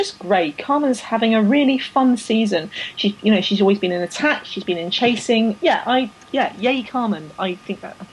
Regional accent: London, United Kingdom; I grew up in London

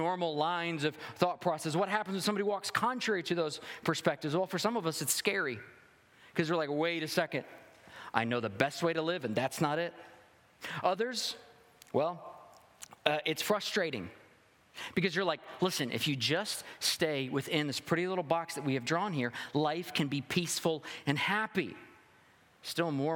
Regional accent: the South, United States; I'm a Southerner.

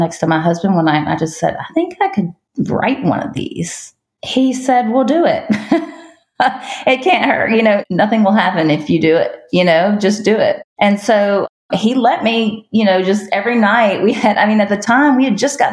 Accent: Richmond, Virginia, United States; I grew up in the Richmond area outside of Richmond, Virginia

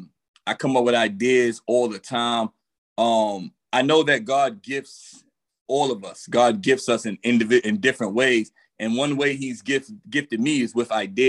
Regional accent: New York City, New York, United States; I grew up in the streets. I'm originally from Brooklyn, New York

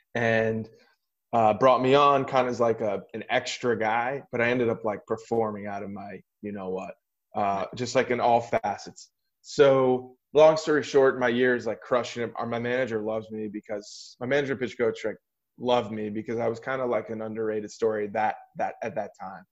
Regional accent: Metairie, Louisiana, United States; also born or lived in Boston suburbs; now in Pittsburgh, United States; I was born there. Brother and sister both born in New York, and um, my dad just kind of settled into a private his own private practice there that he built, and then just flourished and um, we, and you know ended up staying there my whole childhood

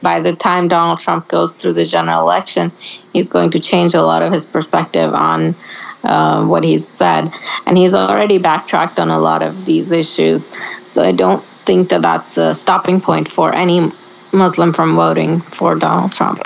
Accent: Oregon, United States; we grew up in Oregon and everybody around us was Democrat.

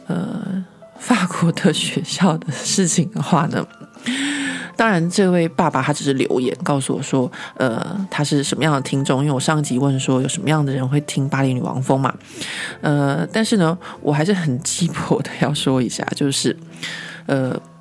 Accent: Taiwan; accent: Taiwanese; now in France; 不管怎么样，我都甩不掉，就是我的台湾的腔调。

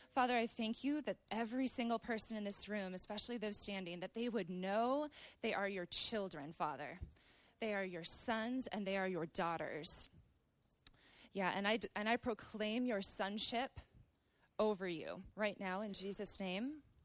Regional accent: Wisconsin and Minnesota, Midwest, United States; moved away as an adult; now in Redding, United States; I grew up in Wisconsin and Minnesota

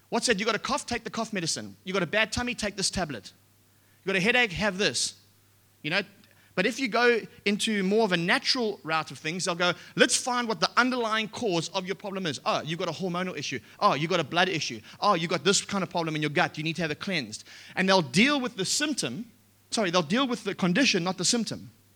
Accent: Australia; we're Australian

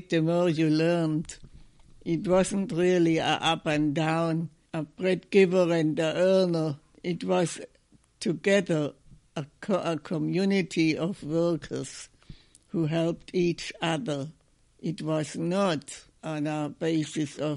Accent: Germany; English is a second language; moved away as an adult; also born or lived in Aberdeen, Scotland / England / Detroit, Michigan; now in United States; I was born in Germany in 1930

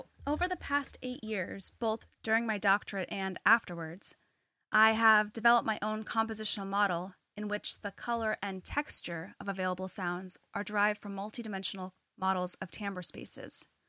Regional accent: New England, United States; growing up in New England, there's a lot of different, you know, I like all the different shops

